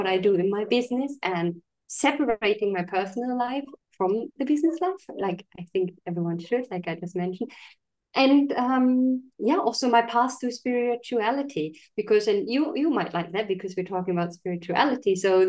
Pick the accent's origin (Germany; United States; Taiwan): Germany; moved away; And I'm originally from Germany, but I was living in all kind of different countries.